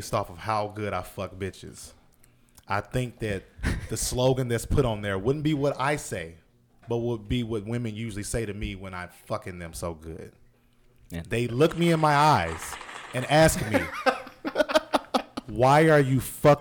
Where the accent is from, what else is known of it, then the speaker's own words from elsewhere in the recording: the South, United States; I'm from the South.